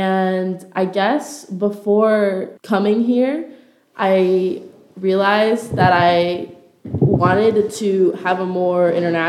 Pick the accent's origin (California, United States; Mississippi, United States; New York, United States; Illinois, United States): California, United States; San Diego; also born or lived in Philippines / Shanghai, China; I'm technically from San Diego, but I was born in the Philippines. That's where my mom's from.